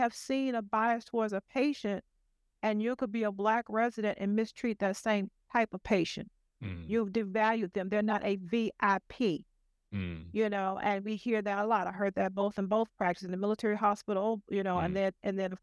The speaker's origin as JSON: {"language": "English", "town": "Houston", "region": "Texas", "country": "United States", "tie": "born or raised there", "also_born_or_lived": "rural Georgia / New Orleans / Chicago", "moved": "yes", "said": "So I grew up in Houston, and I have backgrounds in rural Georgia"}